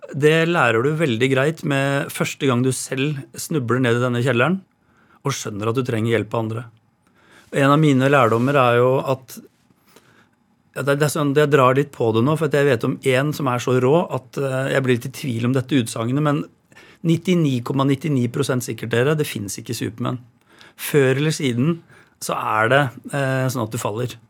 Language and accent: Norwegian; Råde, Østfold, Norway; Jeg vokste opp i Råde på landsbygda Østfold, på et boligfelt med gårder rundt.